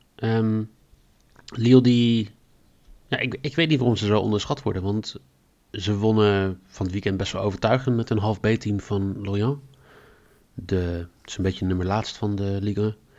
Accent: Netherlands; als Nederlanders

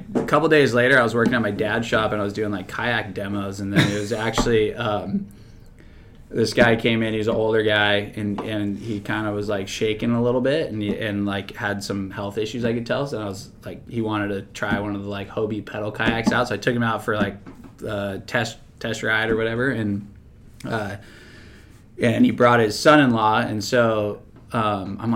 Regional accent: San Diego, California, United States; I grew up in Claremont

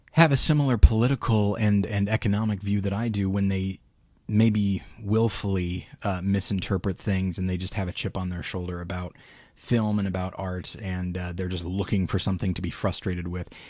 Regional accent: Taft, California, United States; my hometown of Taft, which is about forty minutes away from Bakersfield.

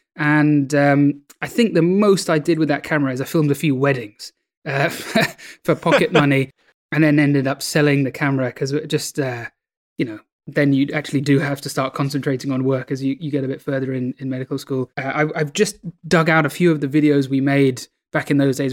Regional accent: London, United Kingdom; also born or lived in New Delhi, India; I was born in New Delhi in, in India, the capital of India, and, um, I lived there for the first few years of my life and, and then came to the U K, and I've been in London ever since

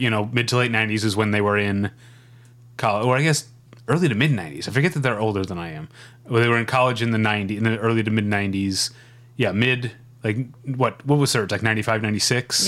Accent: United States; I'm gonna be an American

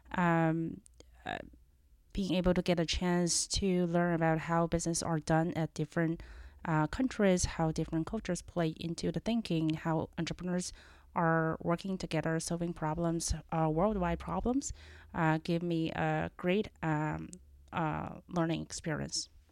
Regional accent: China; accent: Chinese; moved away as an adult; also born or lived in Los Angeles, United States; now in United States; I was born and raised in China and came here at age of 20 uh, for school

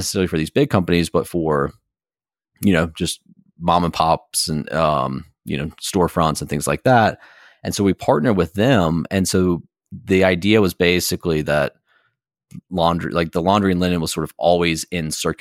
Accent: Blowing Rock, North Carolina, United States; moved away as an adult; also born or lived in Durham, North Carolina; me growing up here

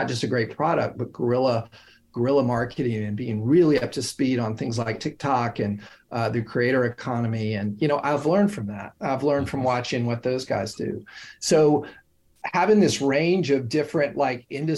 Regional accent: Knoxville, Tennessee, United States; moved away as an adult; also born or lived in Oxford, Ohio; now in New York City, United States; growing up in Knoxville, Tennessee, going to college in the Midwest

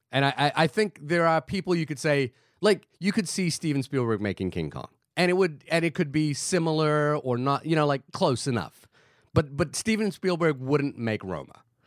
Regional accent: Fiji; moved away; I grew up in Fiji.

